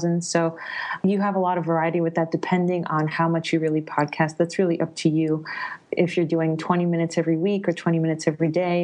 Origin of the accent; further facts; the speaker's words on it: New York, United States; moved away as an adult; also born or lived in Italy; now in Berlin, Germany; I'm originally from New York, but I wanted to do grad work in Italy, and then I'm Italian